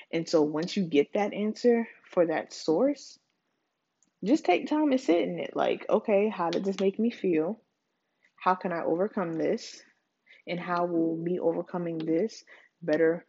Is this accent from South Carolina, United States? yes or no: yes; Charleston, South Carolina, United States; I'm from Charleston